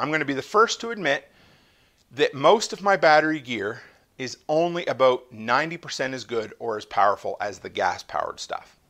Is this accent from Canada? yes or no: yes; Canada; the silly Canadian that I am